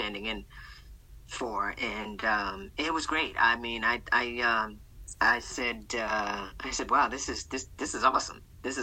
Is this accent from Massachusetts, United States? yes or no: yes; Boston, Massachusetts, United States; Born and raised in Boston, Massachusetts